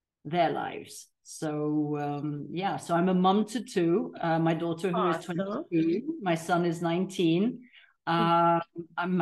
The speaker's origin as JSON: {"language": "English", "country": "Tanzania", "tie": "born or raised there", "also_born_or_lived": "Africa", "moved": "as an adult", "lives_now": "Mallorca, Spain", "said": "I was raised in Tanzania, third generation Tanzanian."}